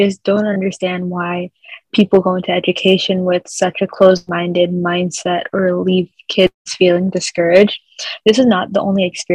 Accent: New York City, New York, United States; I'm a 20-year-old student at Adelphi University from South Ozone Park, Queens, New York

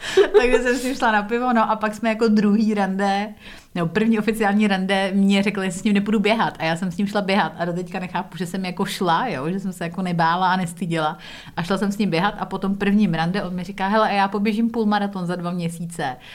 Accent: Prague, Czechia; moved away as an adult; also born or lived in England / United States; now in Czech Republic; já jsem vyrostla na sídláku v Písnici na Praze 4

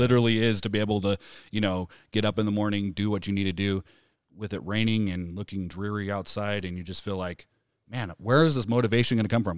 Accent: Camas, Washington, United States; moved away; growing up in Washington, you know, Camas, Washington

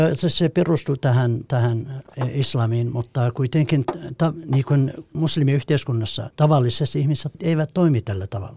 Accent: Eastern Kurdistan, Iran; Finnish is a second language; moved away as an adult; also born or lived in Helsinki, Finland / Jyväskylä, Finland; now in Vantaa, Finland; Mä tulin Suomeen kiintiöpakolaisena Turkin kautta Kurdistanista, Itä-Kurdistanista

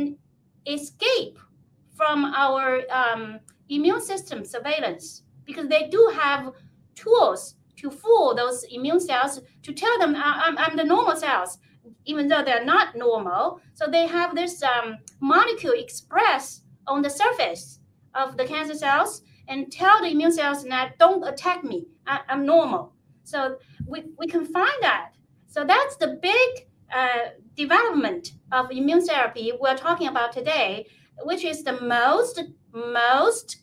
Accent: China; now in Kennewick, United States; I was born in China

